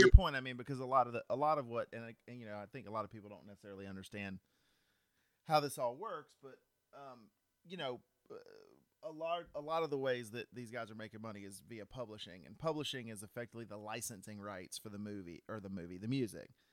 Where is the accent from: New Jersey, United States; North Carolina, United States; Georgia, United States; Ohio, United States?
Georgia, United States; Cartersville; I am from Cartersville, Georgia